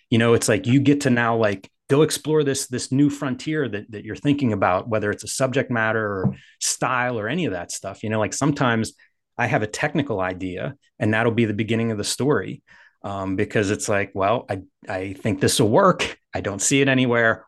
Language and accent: English; Pittsburgh, Pennsylvania, United States; I'm from Pittsburgh